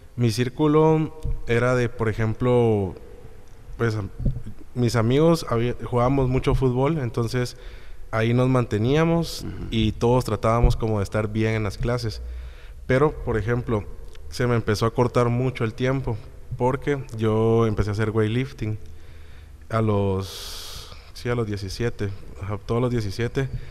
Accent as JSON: {"language": "Spanish", "country": "Guatemala", "said": "soy guatemalteco"}